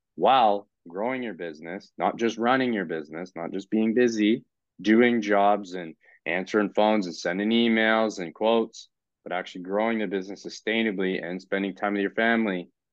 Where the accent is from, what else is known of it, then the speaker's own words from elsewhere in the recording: Canada; I'm a Canadian